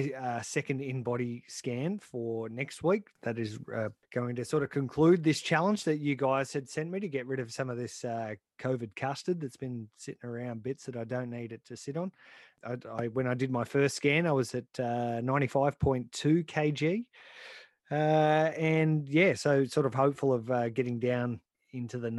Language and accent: English; New South Wales, Australia; when I was a kid growing up in New South Wales